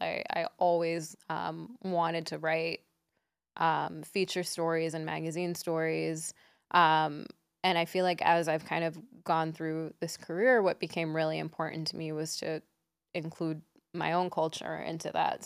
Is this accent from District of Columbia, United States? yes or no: yes; Washington, District of Columbia, United States; also born or lived in Silver Spring, Maryland; I grew up in Washington, D C.